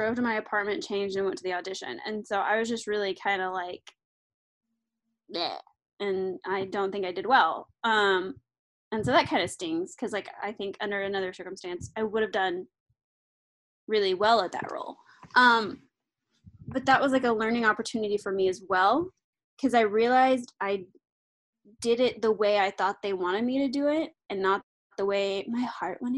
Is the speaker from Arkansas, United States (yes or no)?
yes; Arkansas, United States; moved away; I am from Arkansas